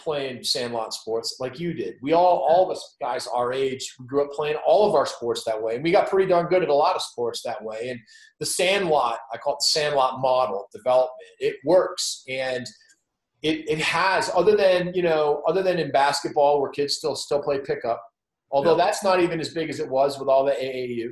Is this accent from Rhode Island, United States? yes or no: yes; Providence, Rhode Island, United States; I grew up in Providence, Rhode Island